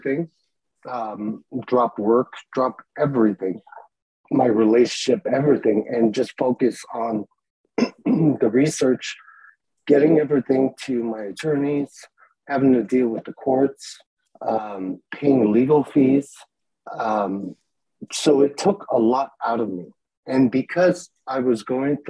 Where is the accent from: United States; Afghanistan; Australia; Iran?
Iran; Tehran, Tehran Province; I was born in Tehran, Iran, during the war.